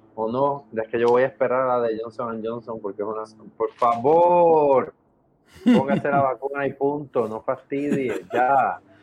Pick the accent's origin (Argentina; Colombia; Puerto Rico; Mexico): Puerto Rico; somos un territorio estadounidense